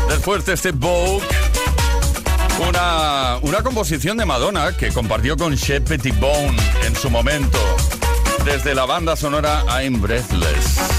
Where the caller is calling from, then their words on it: Madrid, Community of Madrid, Spain; de Madrid.